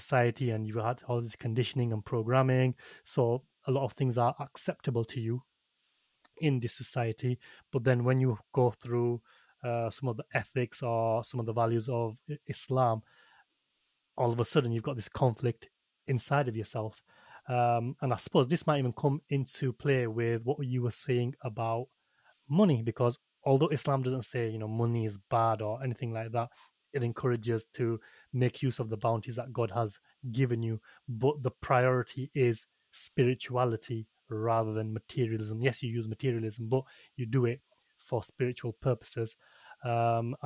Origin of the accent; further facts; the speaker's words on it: United Kingdom; I am a British-born Muslim, but I'm a Pakistani